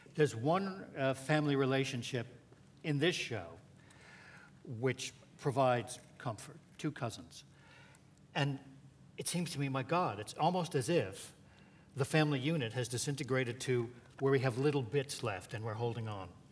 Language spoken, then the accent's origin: English; New York, United States; I'm a New Yorker like Stephen